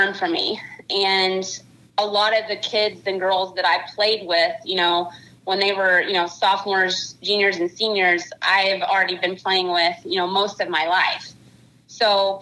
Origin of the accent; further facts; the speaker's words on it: Kentucky, United States; I born and raised in Kentucky